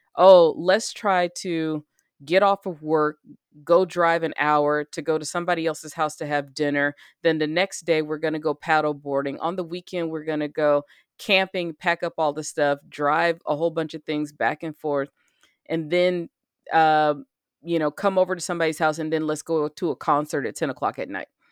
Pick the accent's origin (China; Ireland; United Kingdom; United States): United States; I'm an American